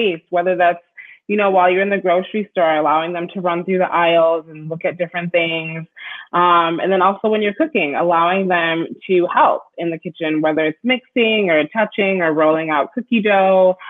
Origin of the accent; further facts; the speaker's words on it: Minneapolis, Minnesota, United States; also born or lived in Bloomington, Minnesota; I grew up in Minneapolis and then we lived in a suburb called Bloomington